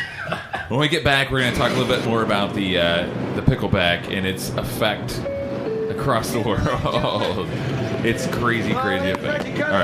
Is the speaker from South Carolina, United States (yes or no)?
no; Oklahoma, United States; moved away; I'm from the South. I'm from Oklahoma, so you can kind of call it South, I guess.